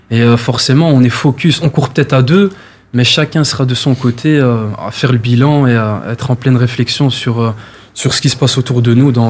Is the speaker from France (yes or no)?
no; Brussels, Brussels-Capital Region, Belgium; donc moi, en résumé, donc voilà … 25 ans, je viens de Bruxelles dans la commune de Molenbeek.